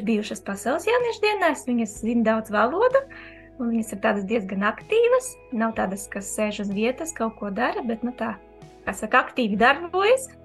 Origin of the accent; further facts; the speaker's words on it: Daugavpils, Latvia; un es arī esmu no Daugavpils.